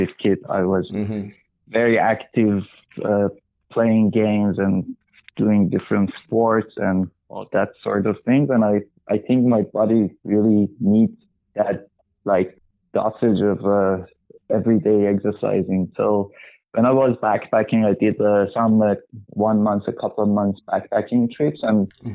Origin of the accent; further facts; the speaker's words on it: Iran; moved away as an adult; now in Vancouver, Canada; I'm from Iran originally. I moved to Vancouver in Canada about 10 years ago.